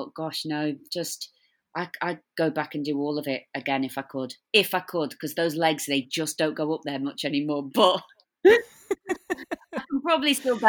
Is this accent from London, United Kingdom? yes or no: no; Blackpool, North West England, United Kingdom; filmed in my hometown of Blackpool.